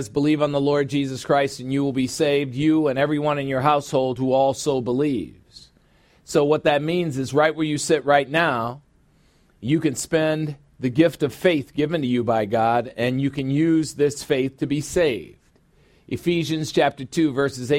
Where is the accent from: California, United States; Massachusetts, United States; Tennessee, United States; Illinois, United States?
Illinois, United States; Chicago; my hometown, Chicago, Illinois